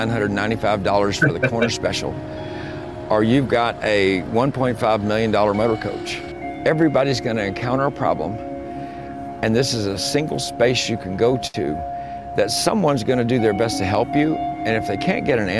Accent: Sand Springs, Oklahoma, United States; I am from Sand Springs, Oklahoma

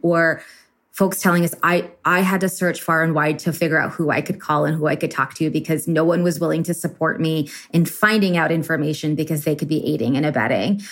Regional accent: Texas, United States; also born or lived in Boston; I was raised in Texas myself, born and raised in Texas.

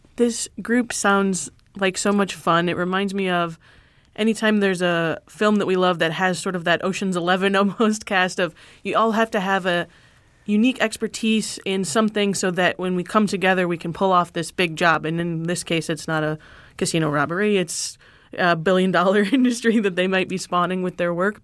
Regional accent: Michigan, United States; I'm from Michigan

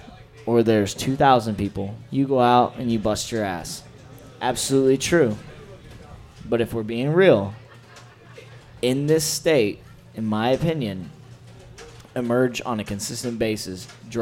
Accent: Indiana, United States; I'm from Indiana, and I've worked for different companies in Indiana.

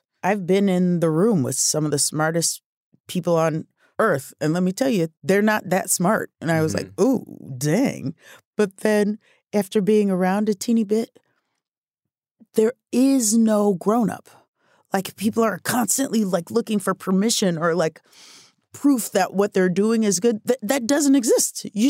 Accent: Omaha, Nebraska, United States; I'm from Omaha, Nebraska. And I thought I would live there forever and do musicals at night and deliver the mail in the day.

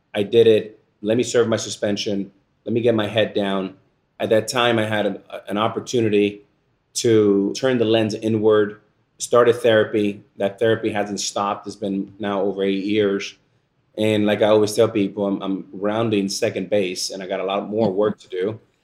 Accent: Miami, Florida, United States; the Boys and Girls Club, where I entered as a nine-year-old boy here in Miami

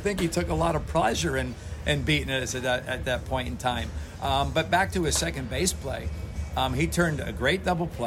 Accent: Connecticut, United States; We grew up in Connecticut

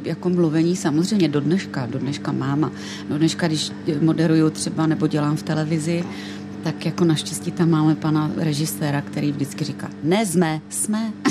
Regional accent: Ostrava, Moravian-Silesian Region, Czechia; accent: Ostrava dialect; bydlela jsem v Ostravě

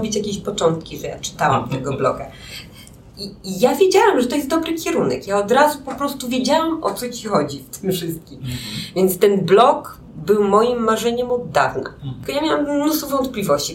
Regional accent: Białystok, Podlaskie Voivodeship, Poland; moved away as an adult; also born or lived in Łódź; now in Warsaw, Poland; W Białymstoku, do Białego Stoku przenieśliśmy się z rodzicami, kiedy miałam 9 lat

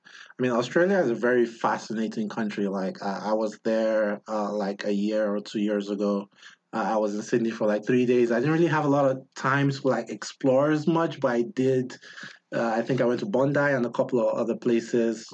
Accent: Nigeria; now in United States; When I came from Nigeria to the US

